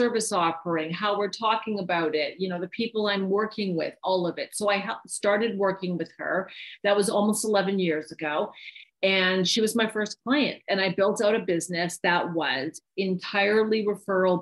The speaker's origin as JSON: {"language": "English", "country": "Canada", "moved": "as an adult", "lives_now": "United States", "said": "I'm from Canada"}